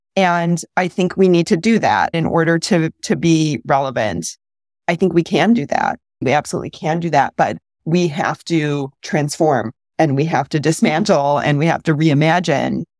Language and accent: English; Midwest, United States; I'm from the Midwest.